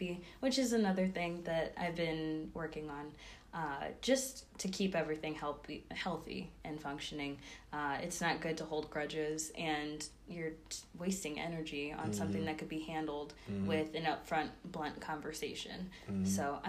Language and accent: English; Rock Island, Illinois, United States; I'm from the Quad Cities, so I'm a proud Quad citizen. Rock Island Rocks 2015.